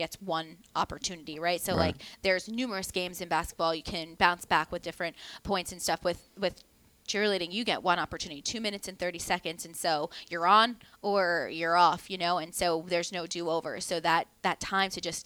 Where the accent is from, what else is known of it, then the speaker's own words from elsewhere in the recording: Northeast, United States; now in Tampa, United States; I'm also from the Northeast, so I'm actually pretty well connected in that area